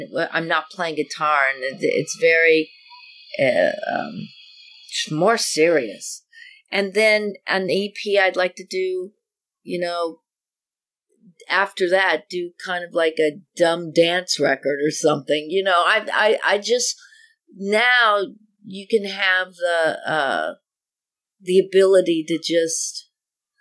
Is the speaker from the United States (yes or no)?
yes; Denver, Colorado, United States; I am from Denver, Colorado